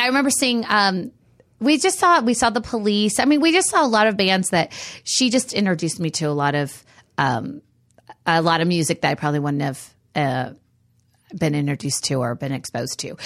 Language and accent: English; Reedley, California, United States; my hometown, which was Reedley, outside of Fresno